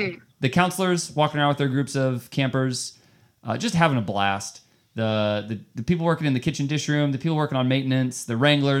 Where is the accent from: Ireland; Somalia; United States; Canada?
United States; Cherokee, Iowa; moved away as an adult; I was born at Cherokee Regional Medical Center or hospital or something.